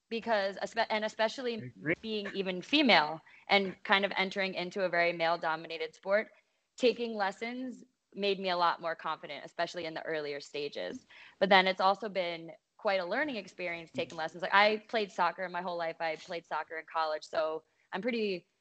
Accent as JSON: {"language": "English", "region": "East Coast", "country": "United States", "moved": "yes", "lives_now": "San Diego, United States", "said": "I am originally from the East Coast, now living in San Diego, California."}